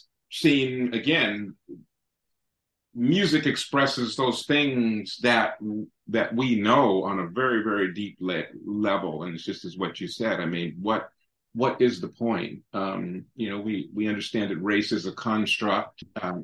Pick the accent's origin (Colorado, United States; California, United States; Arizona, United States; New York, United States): California, United States; San Francisco; born and raised in San Francisco